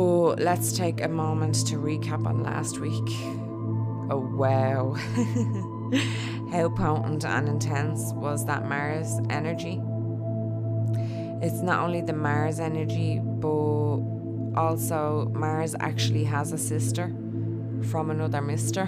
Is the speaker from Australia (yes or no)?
no; Dublin, Leinster, Ireland; accent: Dublin; my Dublin accent